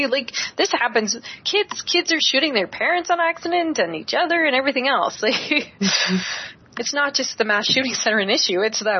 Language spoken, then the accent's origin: English; Canada; I'm from Canada